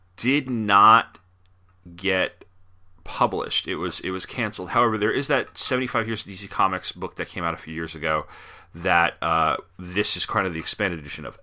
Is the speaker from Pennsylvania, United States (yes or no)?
no; New York, United States; I grew up in New York